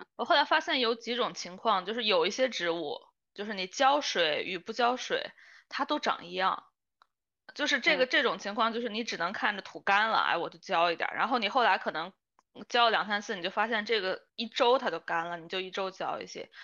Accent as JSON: {"language": "Chinese", "region": "northern China", "country": "China", "tie": "born or raised there", "also_born_or_lived": "Beijing", "moved": "yes", "said": "北方那个特别多丁香，一到，每年一到春天，哇，就是整个，因为我小时候住在那个大学家属院儿里嘛"}